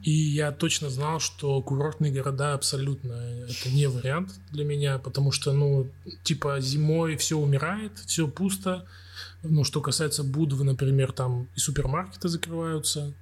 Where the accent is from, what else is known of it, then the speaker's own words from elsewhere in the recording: Krasnoyarsk, Krasnoyarsk Krai, Russia; moved away as an adult; also born or lived in Saint Petersburg / Podgorica; now in Warsaw, Poland; мы с … из Красноярска